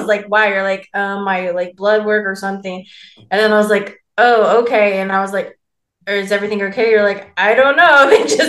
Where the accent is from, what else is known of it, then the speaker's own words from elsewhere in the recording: Southern California, United States; we're from Southern California.